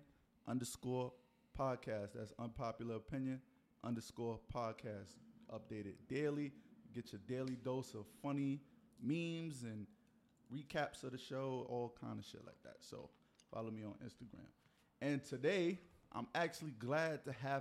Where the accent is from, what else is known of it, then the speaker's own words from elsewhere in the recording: New York City, New York, United States; I'm from Harlem, bro. I heard we got rezoned. I'm uptown